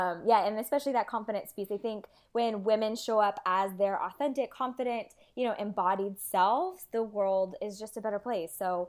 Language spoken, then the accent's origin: English; Vietnam; growing up in Asia, I had the luxury. It was like amazing because if any of you guys have traveled to, Thailand or even Vietnam where I was, tailors